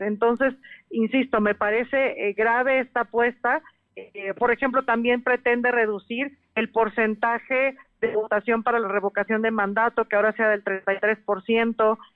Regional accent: Mexico; como mexicanos

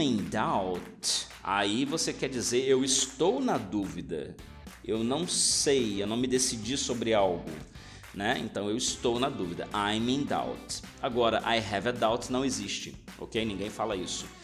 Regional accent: Brazil

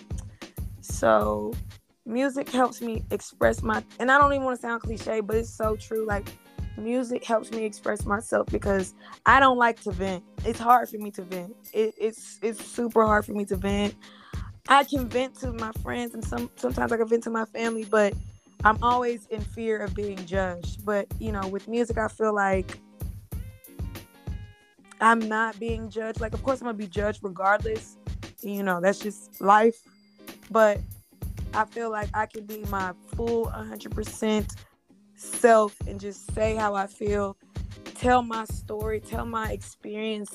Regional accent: California, United States; now in Dallas, United States; I'm originally from California

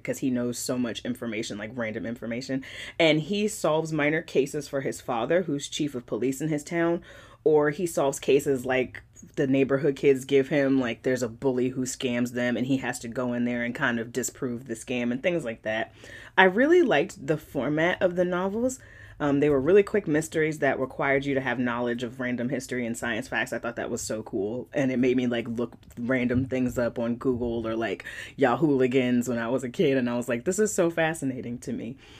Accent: Largo, Maryland, United States; I'm from Largo, Maryland.

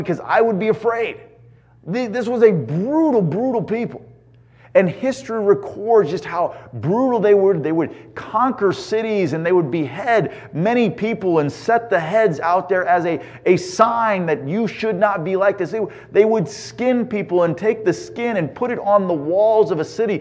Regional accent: Indiana, United States; now in California, United States; growing up in Indiana

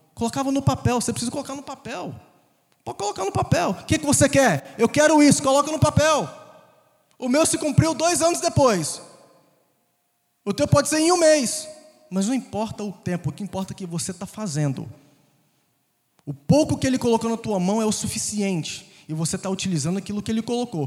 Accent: Conselheiro Pena, Minas Gerais, Brazil; moved away; also born or lived in Governador Valadares, Brazil / United States; Cresci em uma cidade menor ainda, 20 mil habitantes, chamada Conselheiro Pena.

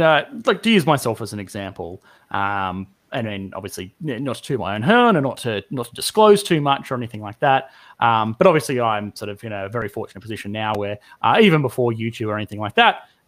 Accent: Australia; I'm Australian

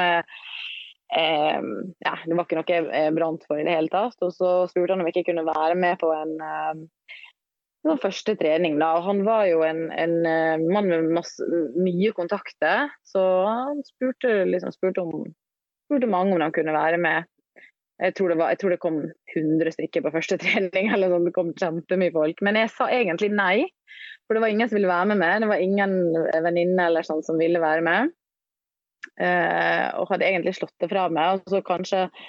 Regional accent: Ålesund, Møre og Romsdal, Norway; now in Oslo, Norway; Jeg bor eh, på Majorstua i Oslo, men jeg kommer fra Ålesund.

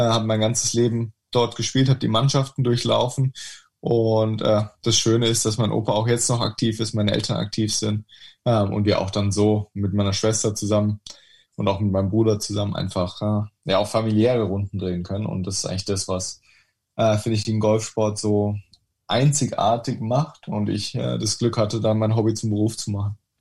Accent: Sandhausen, Baden-Württemberg, Germany; ich ähm, in Sandhausen aufgewachsen bin

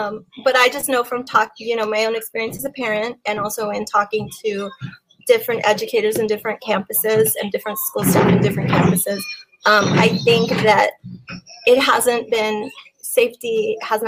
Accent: San Antonio, Texas, United States; I being born and raised in Highland Park

